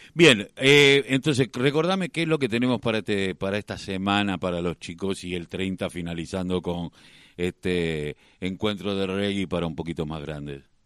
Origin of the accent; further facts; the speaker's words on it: Quilmes, Buenos Aires Province, Argentina; yo soy de Quilmes